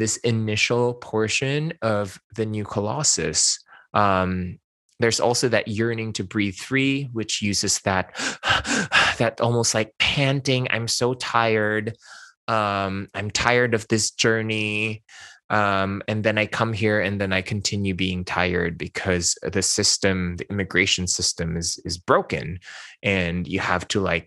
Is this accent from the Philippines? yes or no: yes; Philippines; English is a second language; moved away as an adult; now in Los Angeles, United States; I spoke Hokkien, Mandarin, and Tagalog when I was growing up in the Philippines